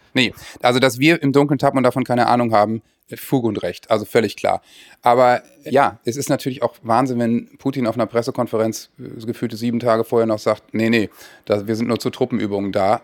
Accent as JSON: {"language": "German", "region": "Northern Germany", "country": "Germany", "said": "ich als Norddeutscher"}